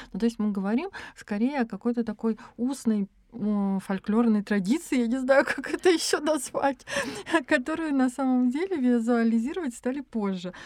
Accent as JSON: {"language": "Russian", "region": "a stanitsa in Krasnodar Krai", "country": "Russia", "tie": "born or raised there", "moved": "as an adult", "lives_now": "Saint Petersburg, Russia", "said": "я э, вообще родилась в станице в Краснодарском крае. И э, я с ужасом думала о том, как я поеду в город"}